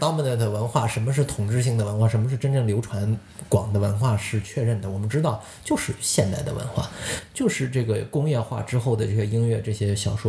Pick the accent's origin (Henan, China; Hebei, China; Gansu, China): Gansu, China; Lanzhou; now in Toronto, Canada; 兰州我老家